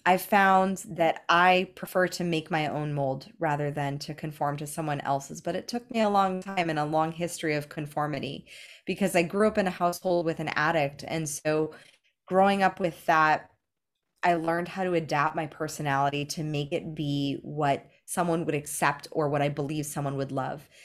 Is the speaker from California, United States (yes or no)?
yes; Los Angeles, California, United States; the only model that I had growing up in Los Angeles